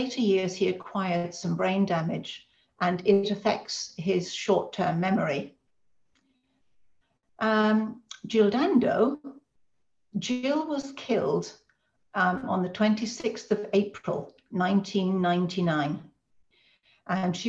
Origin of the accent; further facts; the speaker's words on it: Ireland; because being Irish, they know all about the Birmingham Six, the Guildford Four, the Maguire Seven. I mean, our family really know about this stuff.